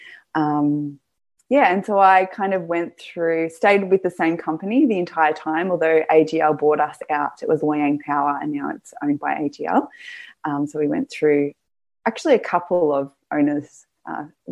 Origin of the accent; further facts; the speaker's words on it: Gippsland, Victoria, Australia; I'm from Gippsland